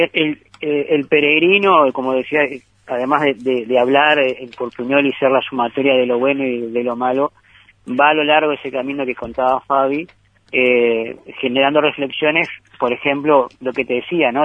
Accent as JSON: {"language": "Spanish", "region": "Rivera", "country": "Uruguay", "said": "a nosotros los riverenses"}